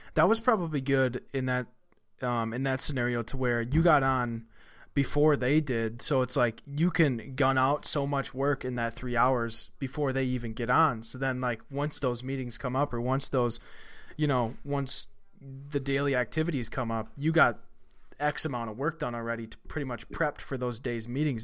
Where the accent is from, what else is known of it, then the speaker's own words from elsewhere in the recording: Wisconsin, United States; I'm from Wisconsin